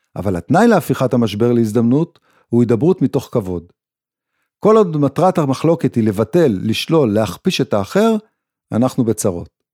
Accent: Israel; הצורך הבסיסי שלנו כישראלים

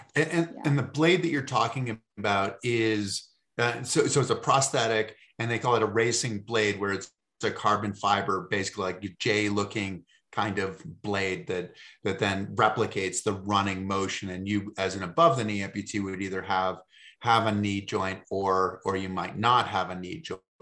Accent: Massachusetts, United States; I come from Massachusetts

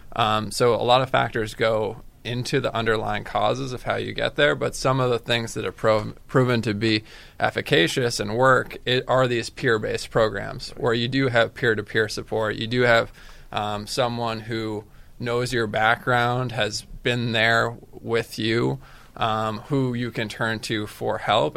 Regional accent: Falmouth, Massachusetts, United States; I'm from Falmouth.

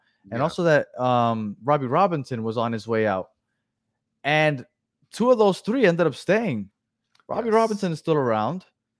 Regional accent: Argentina; Hello, guys. I'm from Argentina. It's almost 2 a.m.

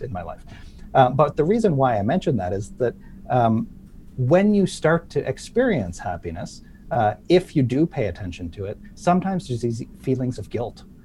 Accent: Sydney, Nova Scotia, Canada; my hometown in Sydney, Nova Scotia.

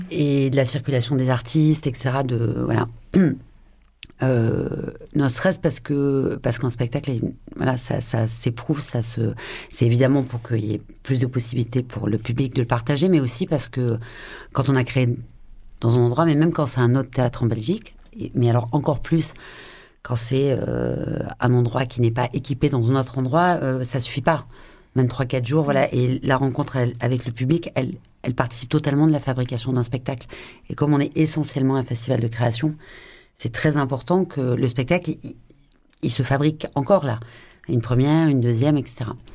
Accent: France; also born or lived in Marseille; je suis française

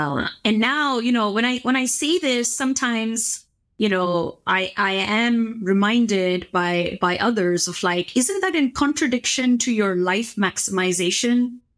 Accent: India; growing up in India in a middle class home

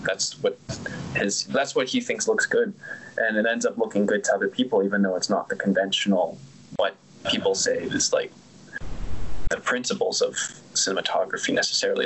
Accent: Canada; being from the same country

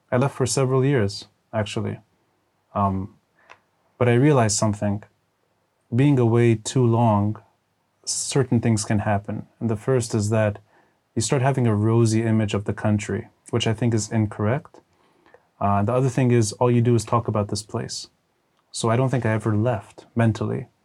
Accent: Texas, United States; born there; Uh, I was born abroad. I was born in Texas.

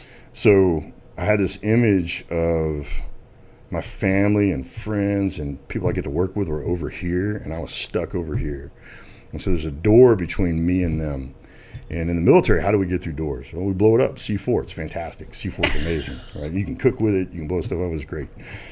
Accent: Arkansas, United States; born there; I mean, I was born in Arkansas. I'm not going to make it complicated, right?

